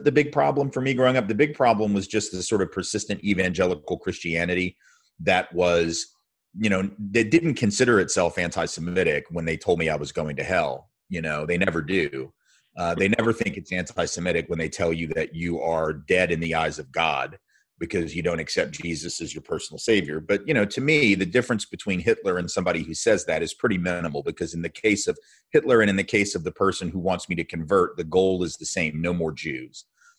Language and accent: English; the South, United States; Growing up in the South as a Jew is obviously very different than growing up in certain other parts of the country.